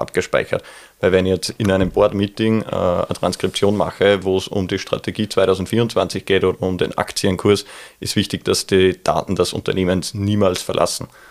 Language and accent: German; Neustift im Mühlkreis, Upper Austria, Austria; das tiefe Müllviertel, wo ich herkomme aus Neustift